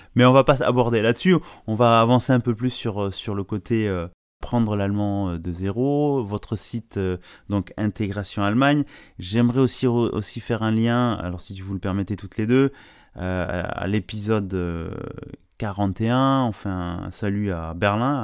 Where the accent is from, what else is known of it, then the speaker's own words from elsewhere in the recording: France; en, tant que Français